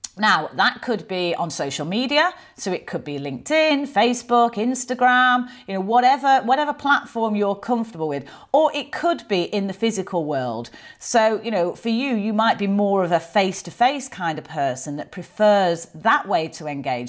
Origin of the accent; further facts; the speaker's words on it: Manchester, North West England, United Kingdom; accent: Mancunian; I am from Manchester. I am very proud of where I grew up.